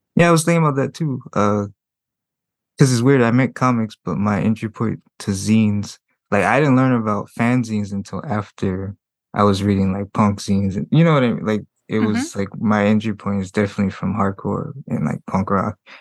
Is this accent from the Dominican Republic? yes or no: no; Compton, California, United States; also born or lived in San Francisco / Berkeley; I'm from Compton